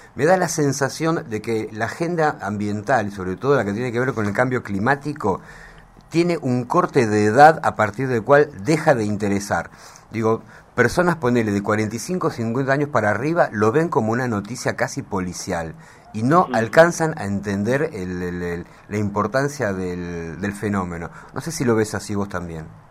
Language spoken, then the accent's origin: Spanish; Argentina